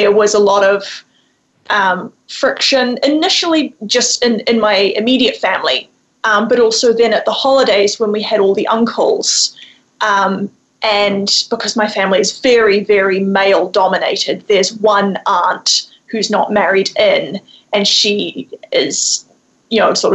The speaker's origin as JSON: {"language": "English", "country": "New Zealand", "tie": "born or raised there", "said": "I grew up in New Zealand, and so I come from a Kiwi family of four"}